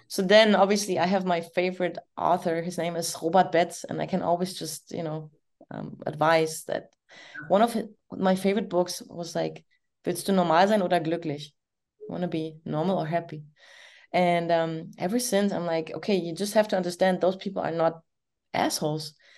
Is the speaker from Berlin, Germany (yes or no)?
yes; Berlin, Germany; now in Florida, United States; I'm East German, I'm from East Berlin.